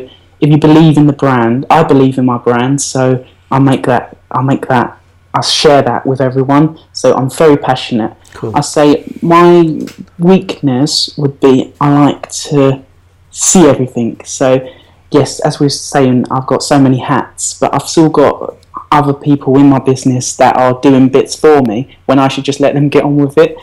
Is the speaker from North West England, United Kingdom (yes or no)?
no; East of England, United Kingdom; As you probably can tell, Essex.